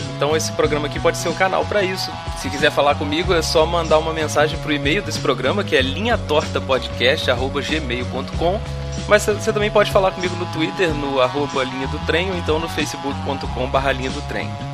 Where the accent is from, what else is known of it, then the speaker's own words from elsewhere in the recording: Juiz de Fora, Minas Gerais, Brazil; Eu nasci aqui em Juiz de Fora, Minas Gerais, onde eu vivo até hoje